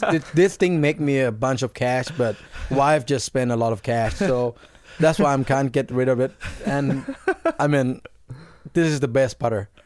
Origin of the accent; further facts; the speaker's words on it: Thailand; it's really similar to my home country.